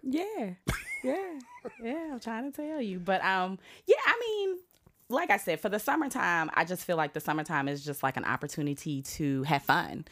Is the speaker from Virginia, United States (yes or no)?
yes; Southern Virginia, United States; moved away; I'm from Southern Virginia.